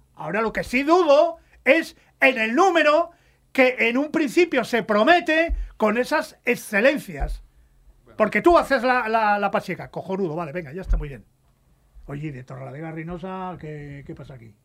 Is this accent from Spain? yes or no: yes; Cantabria, Spain; mi tierra